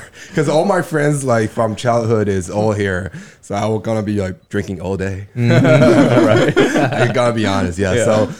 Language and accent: English; Taiwan; moved away as an adult; also born or lived in New Jersey; I was born in Taiwan, and I went to stay in having my college in New Jersey. So I went to Rutgers, finished my college, moved back to Taiwan